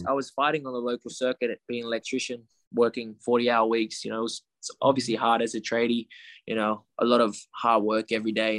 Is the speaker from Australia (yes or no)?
yes; Australia; the chance to grow up in Australia